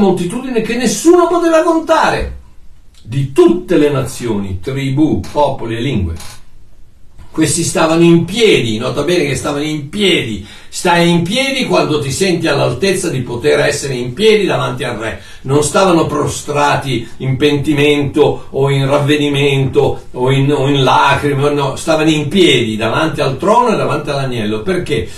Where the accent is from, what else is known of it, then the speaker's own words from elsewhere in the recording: Italy; moved away as an adult; Io sono italiano, ok? Nato in Italia, da genitori italiani, vissuto in Italia per 21 anni